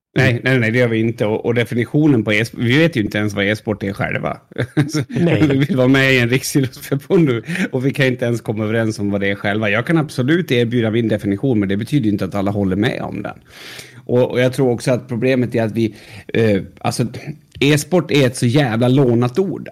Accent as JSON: {"language": "Swedish", "country": "Sweden", "said": "vill liksom inte säga att jag är svensk"}